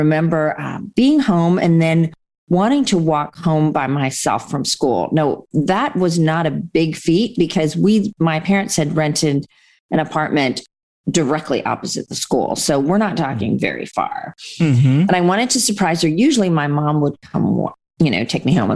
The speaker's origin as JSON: {"language": "English", "country": "Canada", "tie": "born or raised there", "also_born_or_lived": "India / England", "said": "We moved from England to Canada"}